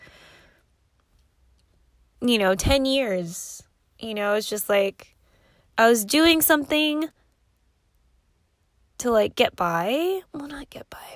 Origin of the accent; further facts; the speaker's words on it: Philippines; I'm Filipino